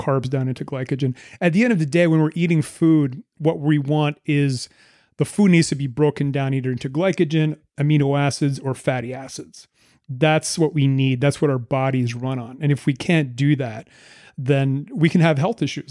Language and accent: English; Moncton, New Brunswick, Canada; moved away as an adult; also born or lived in Vancouver; We're both from the East Coast of Canada, Moncton, New Brunswick.